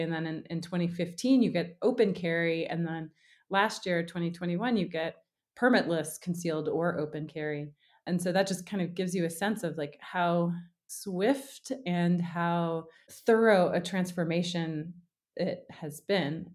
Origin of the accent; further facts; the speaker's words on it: the South, United States; I grew up in the South